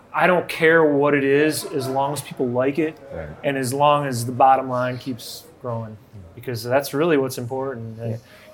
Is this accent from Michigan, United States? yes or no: yes; Rochester, Michigan, United States; Brian and I are Rochester guys.